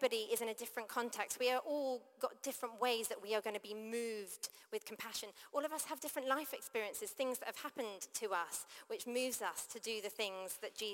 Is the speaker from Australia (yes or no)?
no; United Kingdom; also born or lived in London; I grew up outside of London